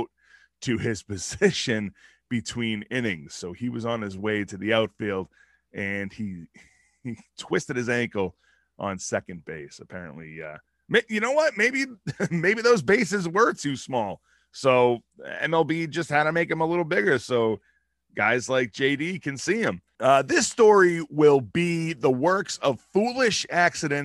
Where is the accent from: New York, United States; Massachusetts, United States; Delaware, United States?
Massachusetts, United States; Boston; I am from Boston